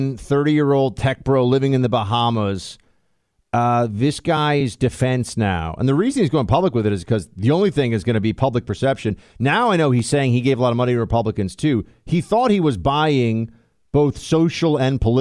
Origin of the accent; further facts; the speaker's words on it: New York City, New York, United States; I grew up in New York and there were galleries in this neighborhood, Chelsea